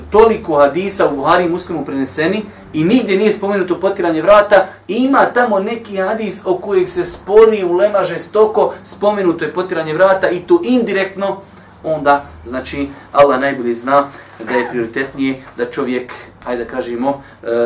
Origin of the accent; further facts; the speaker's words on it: Bosnia & Herzegovina; kod nas u Bosni